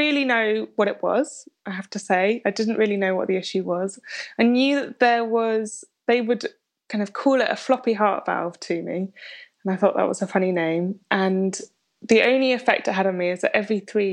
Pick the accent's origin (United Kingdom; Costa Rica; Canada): United Kingdom; London; I grew up in London